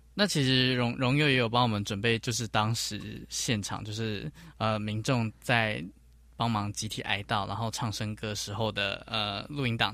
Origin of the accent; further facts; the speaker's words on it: Taiwan; 我们都是台湾人